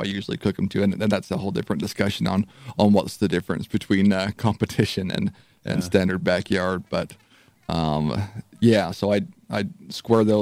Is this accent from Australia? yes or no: no; Utah, United States; now in Texas, United States; growing up in Utah, then I moved out to Texas